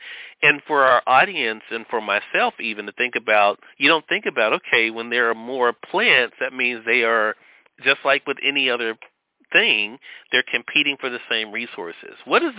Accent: Mississippi, United States; Serena, you have a connection, too, to my home state of Mississippi, where we're still on the radio dial as well.

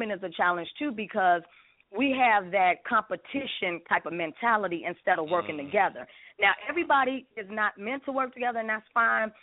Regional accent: Chicago, Illinois, United States; now in Atlanta, United States; I'm from the Shy.

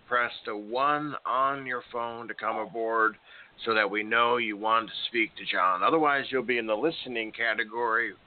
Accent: Chicago, Illinois, United States; my hometown of Chicago

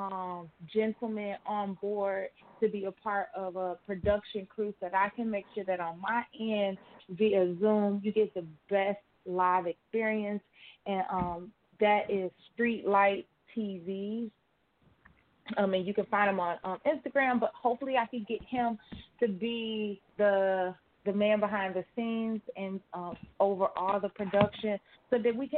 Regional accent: Chicago, Illinois, United States; That is where I'm from, the Chicago nightlife

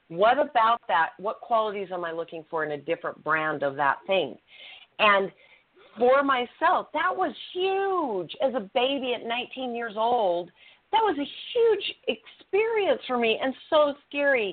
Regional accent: Utah, United States; I was raised in Utah

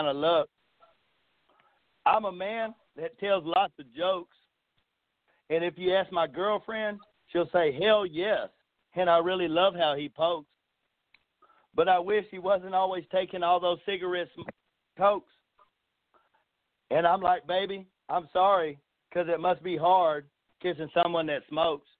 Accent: East Texas, United States; I'm from East Texas

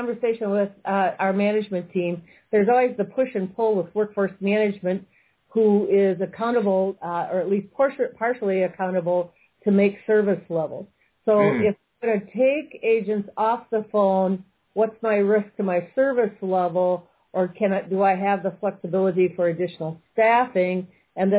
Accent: Minnesota, United States; As a Minnesotan

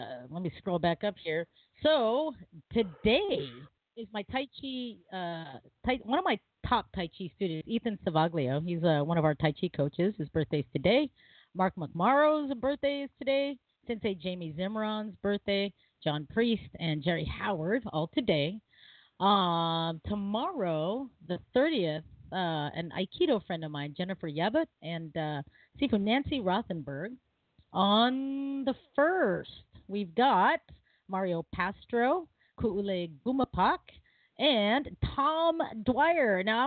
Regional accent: Philippines; But, you know, I'm Filipino. Everyone's family, even if they marry into it.

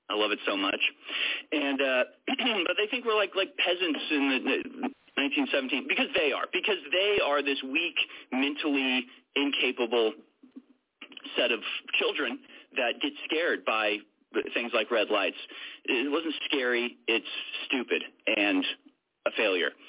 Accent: United States; I'm an American.

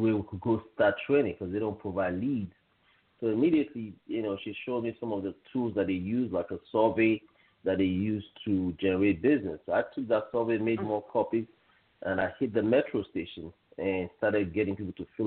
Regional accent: Nigeria; moved away as an adult; also born or lived in Canada; now in United States; I'm originally from West Africa, Nigeria. I left Nigeria when I was 18 years old, and I moved first to Canada, and then from Canada I came here to the United States

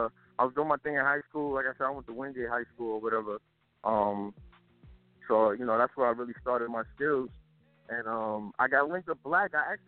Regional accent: New York City, New York, United States; I'm Brooklyn all the way. Like, born and raised in East New York. My parents were born and raised in East New York.

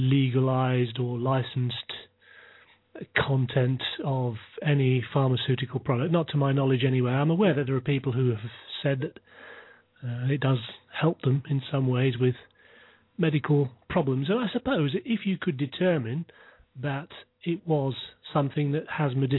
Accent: United Kingdom; I'm from the UK, of course, as you can probably tell by my accent

